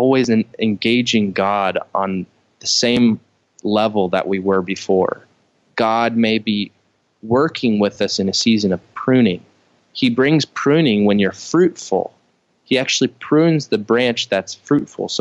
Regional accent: Midwest, United States; I grew up in the Midwest

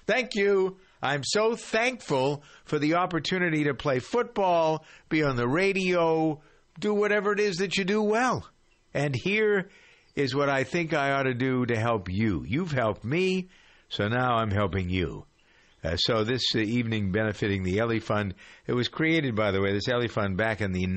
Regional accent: Boston, Massachusetts, United States; Beantown here, my hometown.

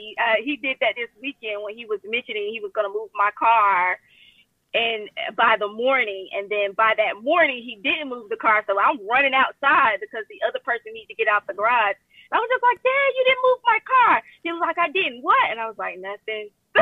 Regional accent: Atlanta, Georgia, United States; But I'm also originally from Atlanta, Georgia. So I am a little transplant here.

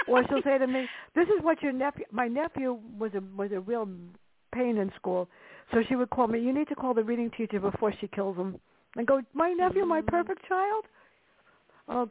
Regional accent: New York City, New York, United States; growing up in the Bronx

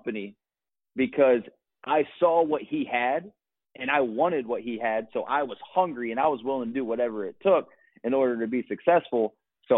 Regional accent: Akron, Ohio, United States; moved away as an adult; also born or lived in Los Angeles, California; I moved from Ohio, where I'm originally from, Akron, Ohio, all the way to Los Angeles, California

